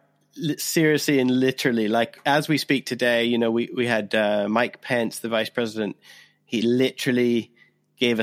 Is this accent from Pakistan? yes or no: no; Canada; now in United Kingdom; you and I are both Canadian. I'm a Canadian who lives in Britain.